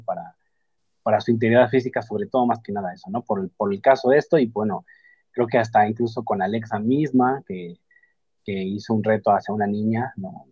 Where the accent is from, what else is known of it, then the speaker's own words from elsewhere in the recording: Mexico; Nosotros como mexicanos